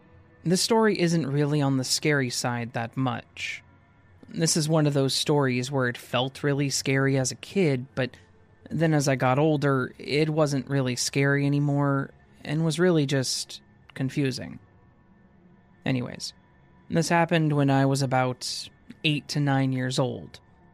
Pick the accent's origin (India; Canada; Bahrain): Canada; This happened when I was at my auntie's cabin. I'm from Canada, and her cabin was about a 20-minute drive away from the main national park in the southern part of the province that I live in.